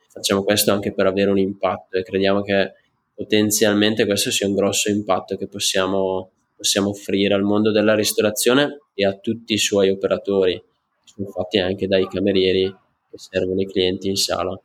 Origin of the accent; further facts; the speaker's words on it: Franciacorta, Brescia, Lombardy, Italy; accent: Brescian; le mie origini purtroppo non riesco a mascherarle dal mio accento bresciano. Da sempre praticamente vivo in, eh, in Francia Corta